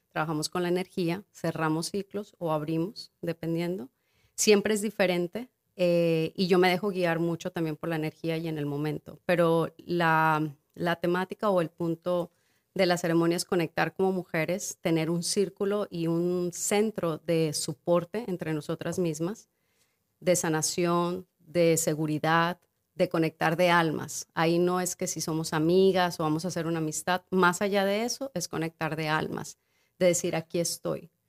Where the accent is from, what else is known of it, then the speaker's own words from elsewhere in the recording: Guerrero, Mexico; yo soy de Guerrero